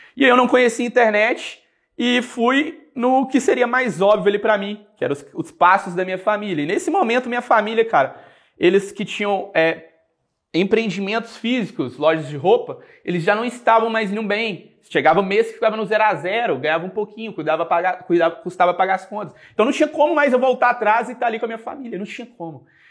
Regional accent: Coronel Fabriciano, Minas Gerais, Brazil; Eu sou daqui no interior de Minas, sou de Coronel Fabriciano, nasci lá, cresci lá

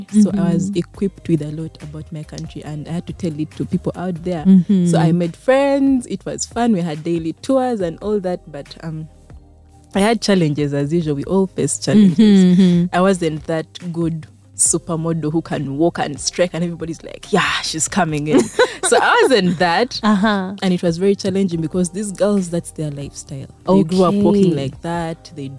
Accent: Kampala, Central Region, Uganda; I grew up from Kampala.

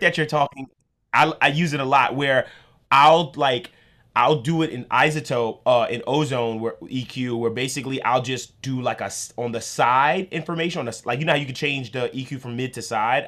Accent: New York, United States; I'm from New York

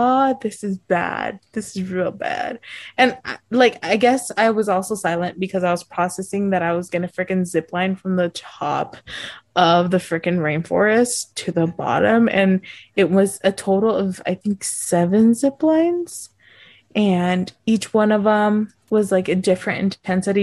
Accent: United States; we're like, oh, the US

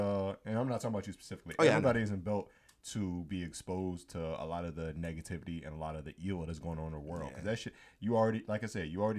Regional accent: United States; as Americans

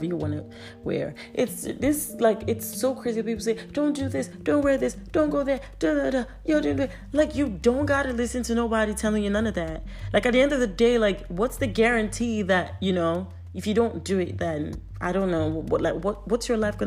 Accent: Nigeria; I'm Nigerian

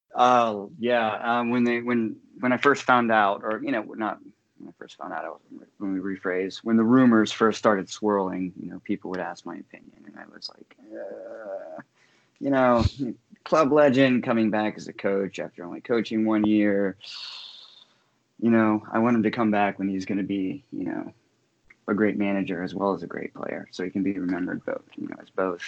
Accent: Saint Clairsville, Ohio, United States; moved away as an adult; now in Michigan, United States; I'm originally from Saint Clairsville, Ohio.

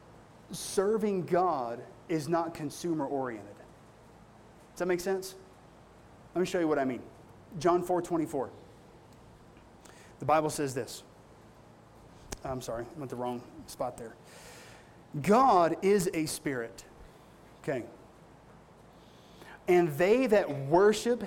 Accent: Appalachia, United States; I come from the Appalachian Mountains

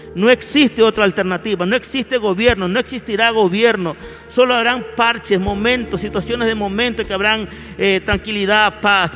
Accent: Ecuador; de la iglesia del Ecuador. Clamamos por nuestro país

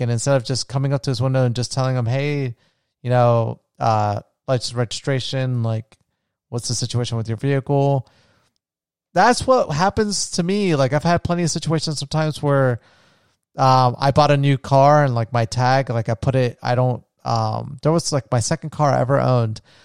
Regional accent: near Edgewater, Florida, United States; moved away as an adult; also born or lived in Orlando, Florida; there was, like, a, a city close to where I grew up in. It was called Edgewater

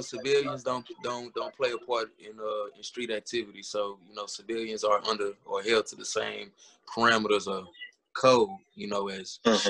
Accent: Texas, United States; also born or lived in Louisiana; I'm from Texas, man. Texas, Louisiana, man.

